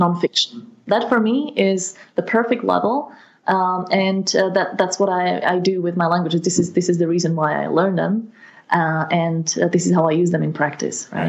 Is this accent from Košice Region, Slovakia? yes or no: no; Partizánske, Trenčín Region, Slovakia; English is a second language; my hometown in Slovakia